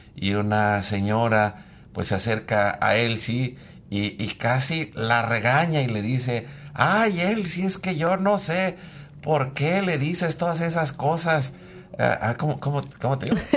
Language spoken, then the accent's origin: Spanish; Mexico; nosotros en México nacimos en los años 70